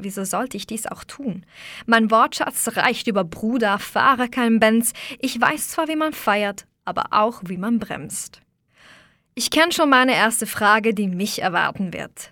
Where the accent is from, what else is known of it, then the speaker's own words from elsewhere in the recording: Switzerland; das bin ich ja auch